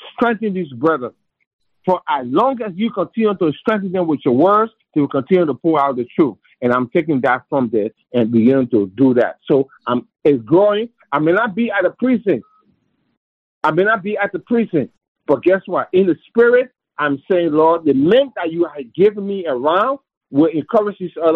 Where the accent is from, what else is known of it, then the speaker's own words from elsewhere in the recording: Liberia; moved away; from where I came from Africa, from Liberia